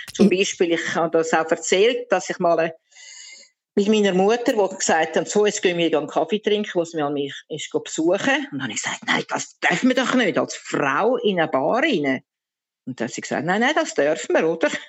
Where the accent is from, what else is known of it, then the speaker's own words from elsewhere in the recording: Switzerland; moved away as an adult; now in Altamura, Italy; Wenn ich dann aber wieder in Heimweh überkomme in die Schweiz, dann bin ich wieder ganz Schweizer